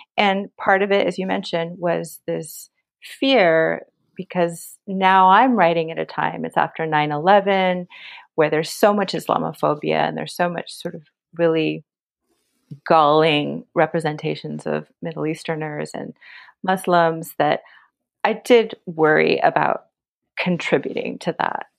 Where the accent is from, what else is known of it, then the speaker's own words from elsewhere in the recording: United States; growing up in America